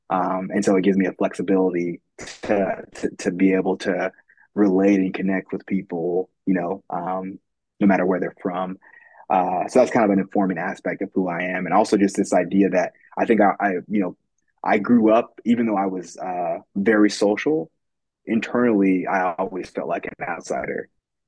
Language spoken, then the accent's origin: English; California, United States; I grew up in California, but we kind of moved around.